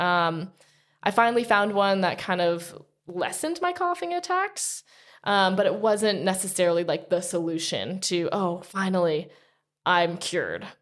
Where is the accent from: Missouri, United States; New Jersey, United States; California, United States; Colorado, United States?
New Jersey, United States; Princeton; moved away as an adult; also born or lived in Utah; I grew up in Princeton, New Jersey, and then as soon as I turned eighteen, before I graduated high school, I'd moved to Utah